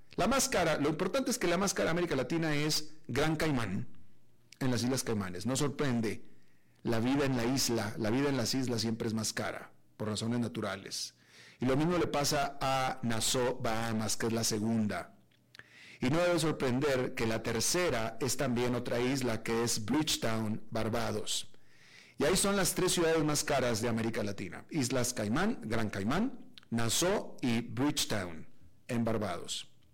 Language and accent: Spanish; Monterrey, Nuevo León, Mexico; moved away; also born or lived in San José, Costa Rica; Monterrey, de donde yo soy